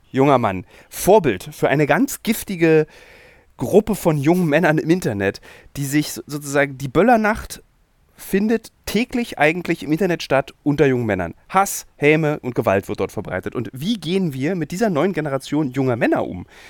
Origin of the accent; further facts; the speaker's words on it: Berlin, Germany; als Berliner, als gebürtiger Berliner